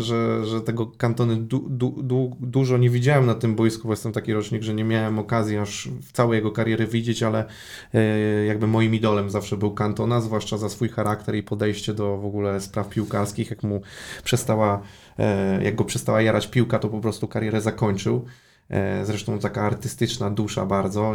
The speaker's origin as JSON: {"language": "Polish", "region": "Łódź Voivodeship", "country": "Poland", "moved": "yes", "lives_now": "Poznań, Poland", "said": "ja pochodzę z Podłodzi"}